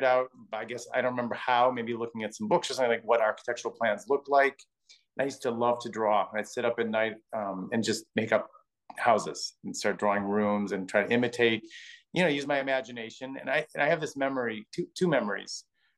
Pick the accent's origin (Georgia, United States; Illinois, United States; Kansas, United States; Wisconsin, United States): Wisconsin, United States; Milwaukee; born or raised there; now in New York City, United States